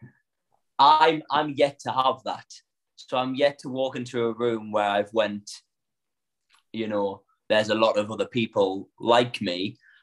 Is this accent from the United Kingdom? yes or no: yes; Northern England, United Kingdom; accent: northern; now in London, United Kingdom; one thing that my training and then moving down to London taught me was that my accent is my USP.